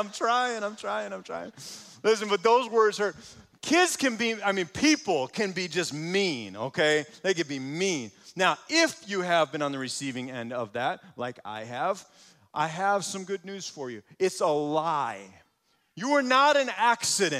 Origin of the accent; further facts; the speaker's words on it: Muskego, Wisconsin, United States; I grew up in Muskego, so just down the road a little ways